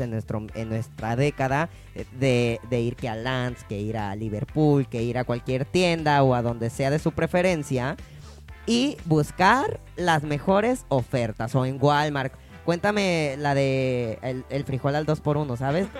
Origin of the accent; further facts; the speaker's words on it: Mexico City, Mexico; yo soy de Ciudad de México, originario, ah, originario de allá